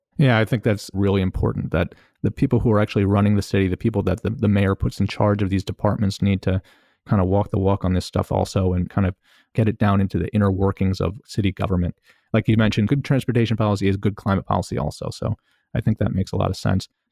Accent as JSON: {"language": "English", "town": "Baltimore", "region": "Maryland", "country": "United States", "also_born_or_lived": "New York", "said": "I'm from Baltimore City and, uh, lived here most of my life, most of my adult life"}